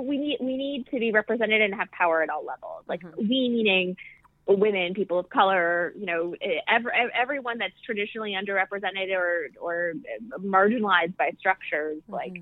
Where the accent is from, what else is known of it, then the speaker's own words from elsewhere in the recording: Midwest, United States; I'm finding that so many parts of who I am, I'm a Midwesterner. Mm-hmm. I'm not only from Pakistan, my father's from the tribal areas, which are like marginalized within Pakistan.